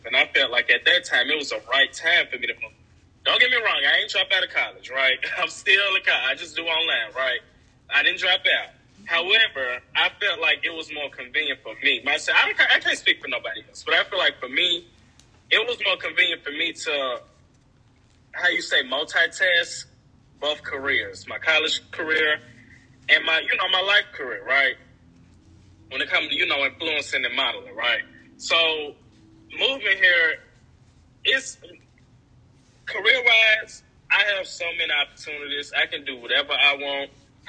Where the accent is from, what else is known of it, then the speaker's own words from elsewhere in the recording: Chattanooga, Tennessee, United States; moved away as an adult; also born or lived in Johnson City; in Chattanooga, it's just my hometown friends